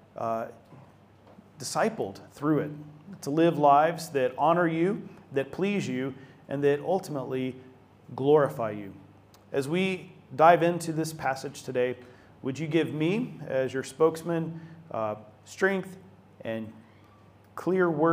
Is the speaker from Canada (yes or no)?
no; Atlanta, Georgia, United States; my hometown of Atlanta, Georgia